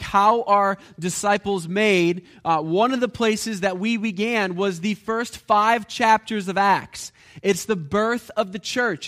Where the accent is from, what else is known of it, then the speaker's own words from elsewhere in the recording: United States; because we're American